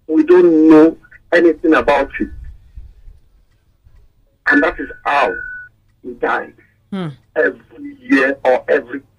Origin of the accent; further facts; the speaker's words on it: Yorubaland, Nigeria; I'm a Yoruba person